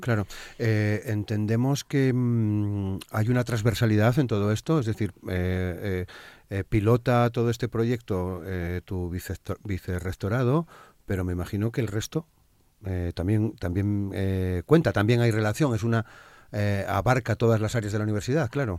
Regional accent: Asturias, Spain; una comunidad, la nuestra

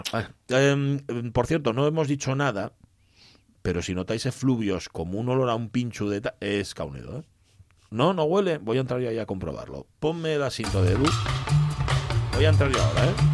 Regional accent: Gijón, Asturias, Spain; yo soy de Gijón

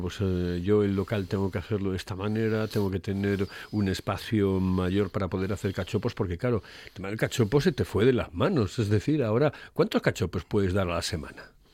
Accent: Oviedo, Asturias, Spain; soy de Oviedo

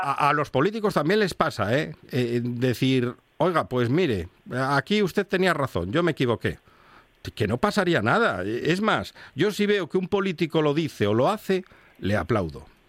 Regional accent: Asturias, Spain

